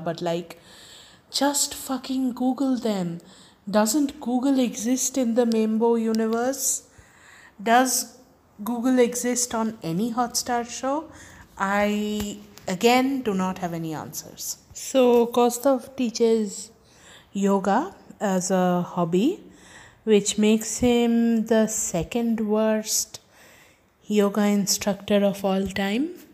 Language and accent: English; Kolkata, West Bengal, India; moved away; also born or lived in Germany; I was born there in Kolkata